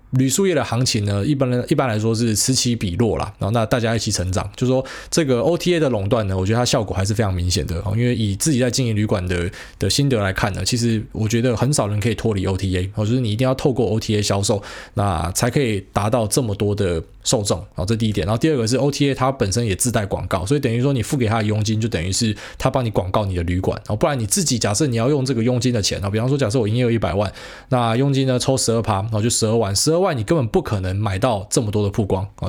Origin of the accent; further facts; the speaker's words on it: Taiwan; 我们台湾人